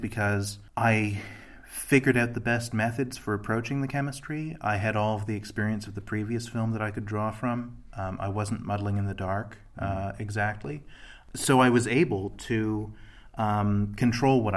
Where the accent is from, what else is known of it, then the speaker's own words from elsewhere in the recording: Toronto, Ontario, Canada; I'm from Toronto